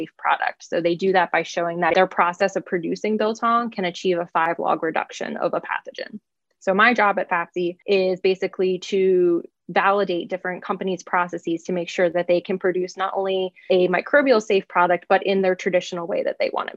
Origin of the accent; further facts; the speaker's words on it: Forest Hill, Maryland, United States; moved away as an adult; now in Stillwater, United States; I'm from Forest Hill, Maryland